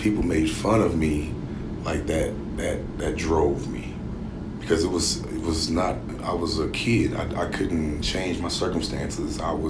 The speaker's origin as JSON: {"language": "English", "town": "Oakland", "region": "California", "country": "United States", "tie": "born there", "said": "But I was born in Oakland, yeah."}